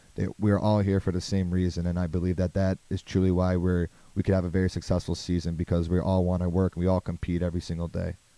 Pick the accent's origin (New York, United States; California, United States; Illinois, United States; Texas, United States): Illinois, United States; Hoffman Estates; I am from Hoffman Estates, Illinois